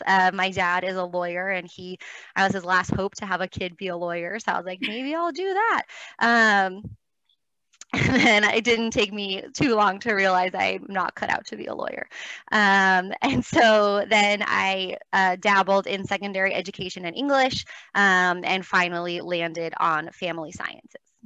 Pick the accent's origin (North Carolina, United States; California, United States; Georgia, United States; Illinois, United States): California, United States; Los Angeles; I grew up in Los Angeles